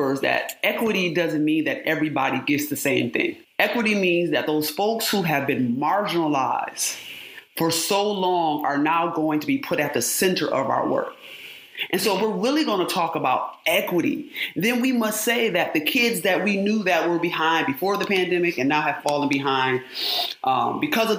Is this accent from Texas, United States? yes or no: no; Rochester, New York, United States; I was born and raised in upstate New York. I'm from Rochester, New York